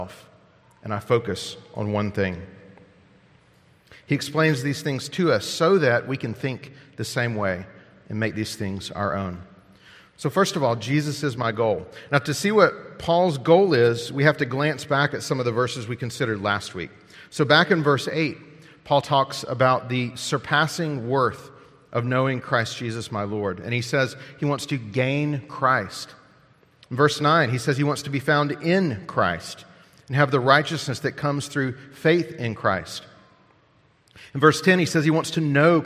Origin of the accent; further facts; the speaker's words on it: United States; As Americans